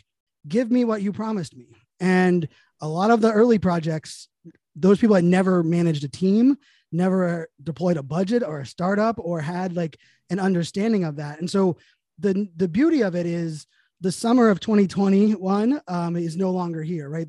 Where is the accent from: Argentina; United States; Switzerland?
United States; Pittsburgh, Pennsylvania; moved away; I'm born and raised in Pittsburgh